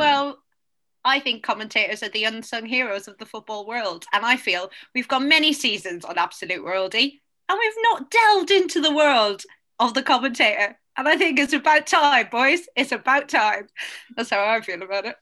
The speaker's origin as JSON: {"language": "English", "country": "Ireland", "said": "People make fun of my accent, and I am Irish."}